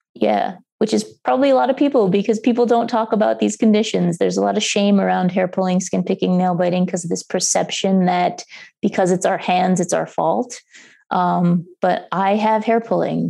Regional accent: New York, United States; moved away as an adult; now in Minneapolis, United States; growing up in New York

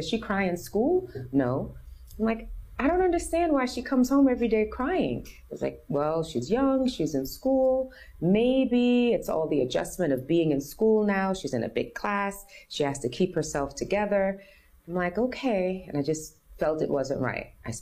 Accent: New York City, New York, United States; from America, I'm born and raised in New York City.

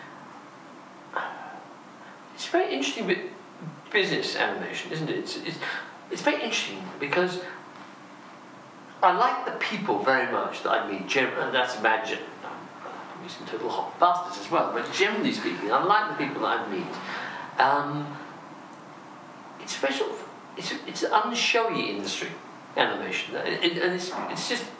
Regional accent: United Kingdom; we're British and we're different

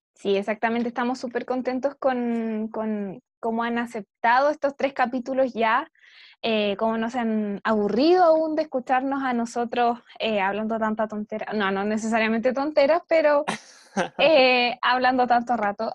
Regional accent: Santiago, Santiago Metropolitan Region, Chile; yo me crié en Santiago

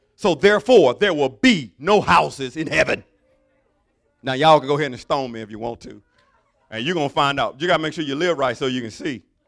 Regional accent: Alabama, United States; I'm from Alabama.

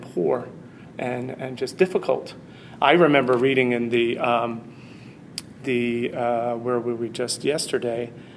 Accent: United States; as an American

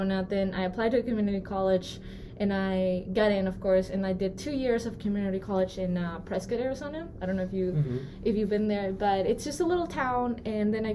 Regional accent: Peru; moved away as an adult; now in United States; So I grew up in Peru, first of all. I'm not from here.

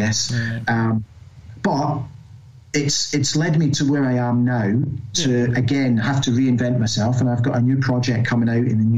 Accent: Scotland, United Kingdom; accent: Scottish; moved away as an adult; also born or lived in Singapore / Qatar; now in Austria; my Scottish accent

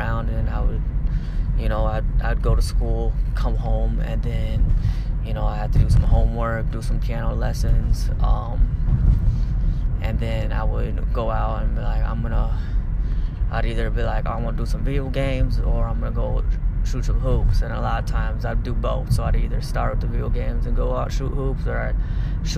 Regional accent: Arizona, United States; I'm from Arizona, obviously, still live in Arizona.

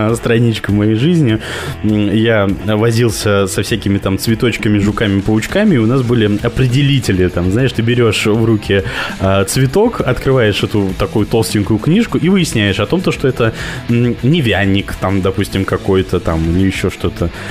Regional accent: Kamchatka Krai, Russia; now in Moscow, Russia; я вырос на Камчатке.

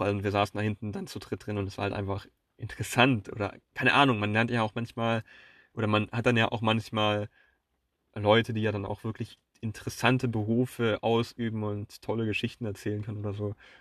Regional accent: near Pforzheim, Baden-Württemberg, Germany; also born or lived in Switzerland; Ich bin zurückgekehrt, um hierher in meine, nahe, nahe, nahe meiner Heimatstadt in Pforzheim Wirtschaftsingenieurswesen international zu studieren

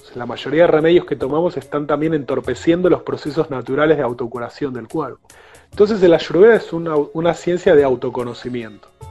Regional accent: Argentina; moved away as an adult; Cuando a los 20 años me fui de Argentina

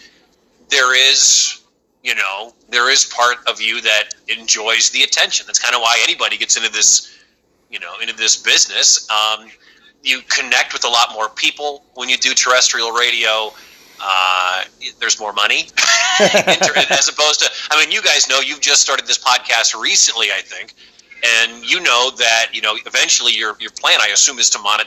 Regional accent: Detroit, Michigan, United States; moved away; also born or lived in Milwaukee / Kansas City; I'm from Detroit

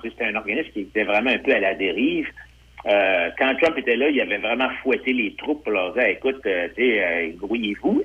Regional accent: Canada; moi, je suis un petit Canadien

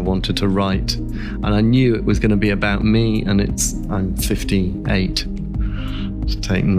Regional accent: England, United Kingdom; now in Bali, Indonesia; I'm English, but I live most of the time in Bali.

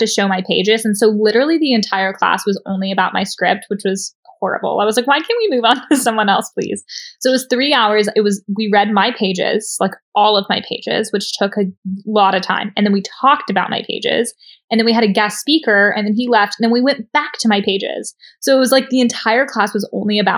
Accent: Tennessee, United States; I'm from Tennessee.

